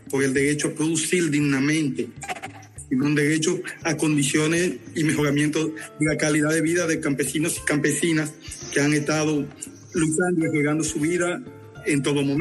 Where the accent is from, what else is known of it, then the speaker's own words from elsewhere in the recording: Dominican Republic; also born or lived in Paraná, Brazil; aunque soy dominicano, mi formación política, e ideológica y formación profesional fue en Brasil, en el estado de Paraná, en la Escuela Latinoamericana de Agroecología